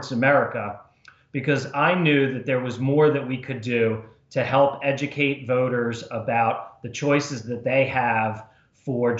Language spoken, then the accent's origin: English; New Jersey, United States; moved away as an adult; also born or lived in Washington, D.C.; I was born and raised in New Jersey